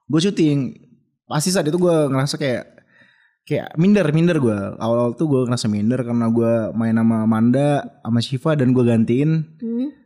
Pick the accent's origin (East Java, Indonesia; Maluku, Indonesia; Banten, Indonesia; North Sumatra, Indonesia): North Sumatra, Indonesia; Medan; gue lagi sekolah uh, jadi gue Medan Jakarta dan kebetulan gue kan orang Medan